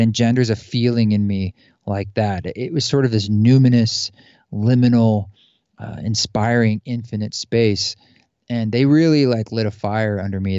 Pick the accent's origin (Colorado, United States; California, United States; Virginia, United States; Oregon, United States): Oregon, United States; outside Portland and Salem; moved away; also born or lived in New York City; I grew up in the Pacific Northwest, outside Portland and Salem, Oregon